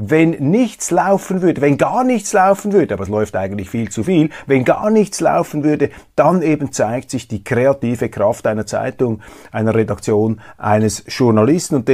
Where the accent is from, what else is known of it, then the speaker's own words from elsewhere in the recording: Switzerland; Ich kann nämlich gar nichts dafür, dass ich hier lebe, dass ich als Schweizer auf die Welt gekommen bin und nicht in einer anderen Gegend auf diesem Planeten.